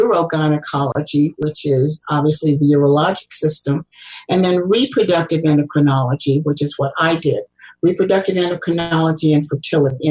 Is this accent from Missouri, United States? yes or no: yes; Kansas City, Missouri, United States; also born or lived in Ann Arbor, Michigan; I am a fourth-generation Kansas Cityan. I grew up in Kansas City.